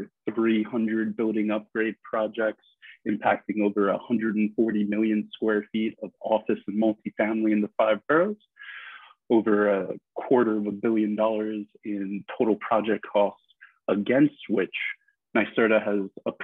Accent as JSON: {"language": "English", "town": "New York City", "region": "New York", "country": "United States", "tie": "born or raised there", "said": "I grew up in Midtown Manhattan on 57th Street in a 50-story apartment building"}